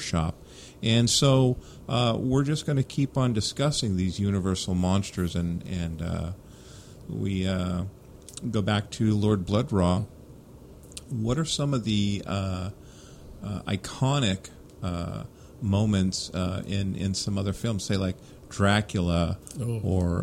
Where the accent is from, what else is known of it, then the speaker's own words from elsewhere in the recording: San Francisco Bay Area, California, United States; Growing up in the Bay Area, Bob Wilkins on Creature Features